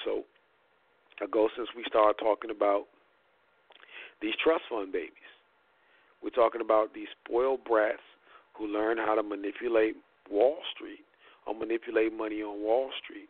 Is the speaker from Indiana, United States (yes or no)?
yes; Indiana, United States; my hometown of Indiana